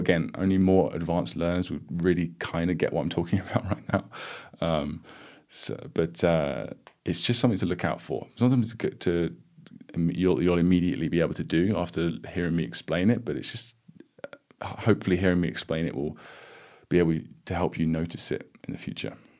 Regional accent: United Kingdom; I'm British

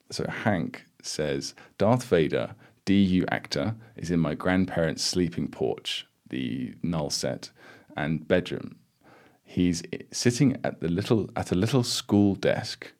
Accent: United Kingdom; I'm British

